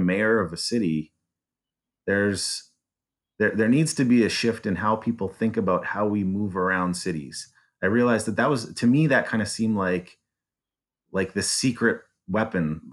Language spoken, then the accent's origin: English; Calgary, Alberta, Canada; moved away as an adult; now in Detroit, United States; I was born in Calgary